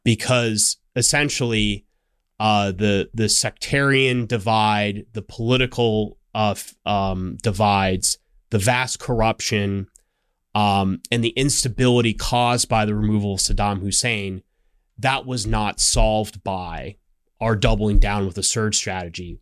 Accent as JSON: {"language": "English", "town": "Scottsdale", "region": "Arizona", "country": "United States", "tie": "born or raised there", "said": "I grew up in Scottsdale, Arizona, which is a suburb of Phoenix."}